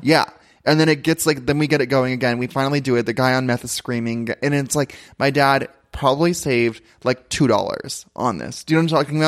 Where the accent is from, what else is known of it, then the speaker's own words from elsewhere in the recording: Ventura, California, United States; I come from Ventura